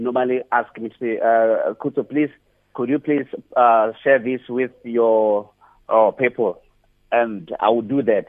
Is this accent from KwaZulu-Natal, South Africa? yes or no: no; Bolobedu, Limpopo, South Africa; now in Pretoria, South Africa; I'm originally from Abulawayo, a place called Midye